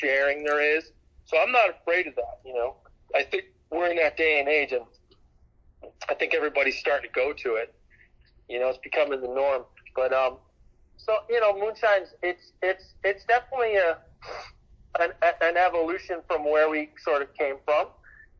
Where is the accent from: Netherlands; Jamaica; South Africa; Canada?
Canada; Hamilton, Ontario; I grew up in Hamilton, Ontario